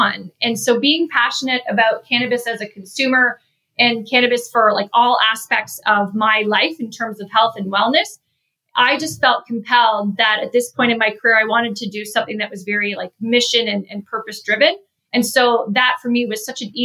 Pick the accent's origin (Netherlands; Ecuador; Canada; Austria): Canada; moved away as an adult; also born or lived in Chicago area, United States; now in Chicago, United States; I'm originally from Canada. I moved to the US about 12 years ago. I live in the Chicago area with my husband and two kids.